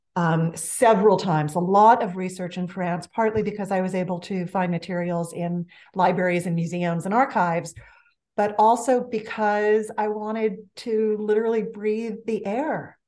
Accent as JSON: {"language": "English", "town": "Los Angeles", "region": "California", "country": "United States", "tie": "born or raised there", "accent": "valley girl", "said": "I grew up in the San Fernando Valley of Los Angeles, born and bred"}